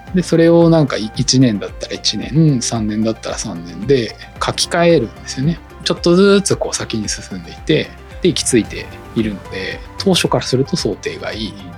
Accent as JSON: {"language": "Japanese", "region": "Chiba", "country": "Japan", "tie": "born or raised there", "said": "私も千葉県出身なんですけど千葉出て"}